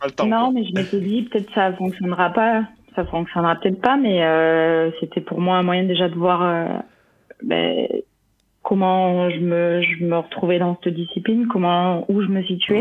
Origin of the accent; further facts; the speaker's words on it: Mende, Occitania, France; moved away as an adult; now in Vichy, France; je suis originaire de mende en euh, j'ai 30 ans